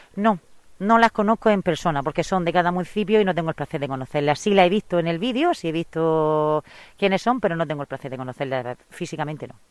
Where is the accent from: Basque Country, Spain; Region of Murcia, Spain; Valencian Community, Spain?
Region of Murcia, Spain; Abarán; soy de Barán